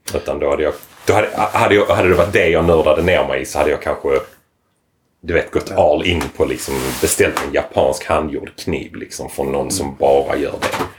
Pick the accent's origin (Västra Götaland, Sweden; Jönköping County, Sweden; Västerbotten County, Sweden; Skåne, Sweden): Skåne, Sweden; Lomma; also born or lived in Lund; jag är född och uppvuxen i Lomma.